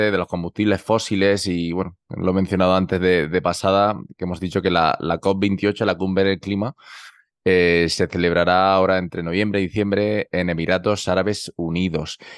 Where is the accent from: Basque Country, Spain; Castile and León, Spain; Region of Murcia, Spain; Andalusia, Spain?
Region of Murcia, Spain; Murcia; Yo soy de Murcia, ya lo saben los oyentes de Hora Verde